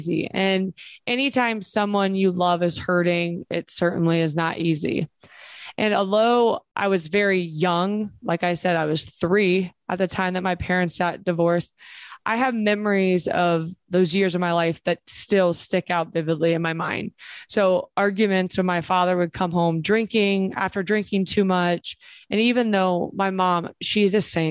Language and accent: English; Springfield, Ohio, United States; I grew up in Springfield, Ohio